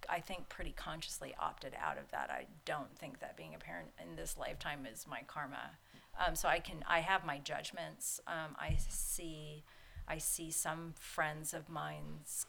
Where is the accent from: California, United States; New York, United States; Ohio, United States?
California, United States; San Diego; I grew up in San Diego and we had a beach house down in Mission Beach